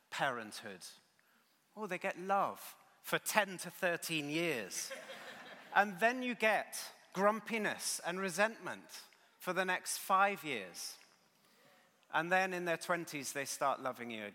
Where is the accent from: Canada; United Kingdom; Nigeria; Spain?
United Kingdom